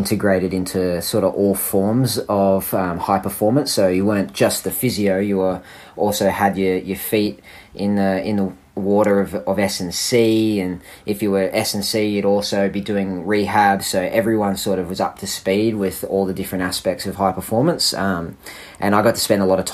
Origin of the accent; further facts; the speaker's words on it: Sydney, New South Wales, Australia; also born or lived in Canberra; I am originally from Sydney.